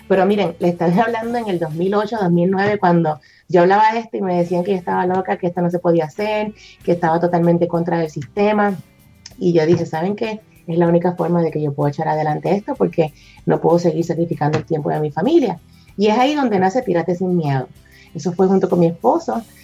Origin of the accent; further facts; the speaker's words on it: Puerto Rico; now in Texas, United States; todo empezó cuando me mudé para acá, para Texas, de Puerto Rico para acá.